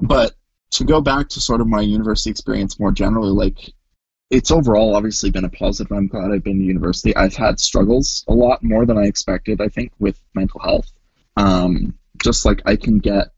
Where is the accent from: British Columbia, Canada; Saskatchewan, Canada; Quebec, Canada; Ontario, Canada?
British Columbia, Canada; Kelowna; moved away as an adult; also born or lived in United States; now in Vancouver, Canada; I grew up, I was born in the States, but I grew up pretty much my entire life in Kelowna or the surrounding area. And then I moved to Vancouver for university.